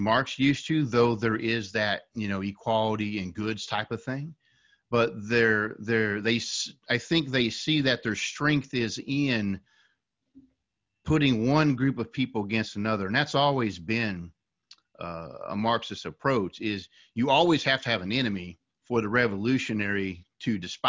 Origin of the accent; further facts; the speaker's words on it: West Virginia, United States; Originally, I'm from West Virginia.